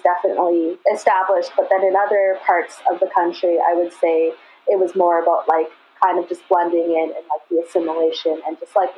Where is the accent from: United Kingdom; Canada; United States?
Canada; Vancouver, British Columbia; I grew up here in the Vancouver area